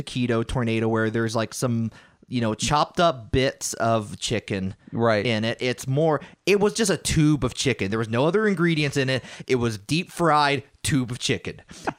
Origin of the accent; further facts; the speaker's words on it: United States; I'm an American.